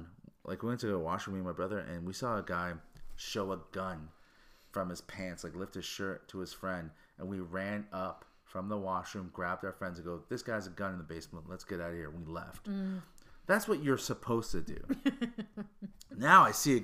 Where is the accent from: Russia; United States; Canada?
Canada; Hamilton, Ontario; I'm from Hamilton